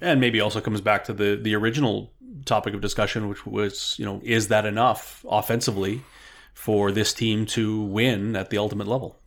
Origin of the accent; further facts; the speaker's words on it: Winnipeg, Manitoba, Canada; now in Regina, Canada; longtime season ticket holder growing up on the East Side Zoo in the old Winnipeg Stadium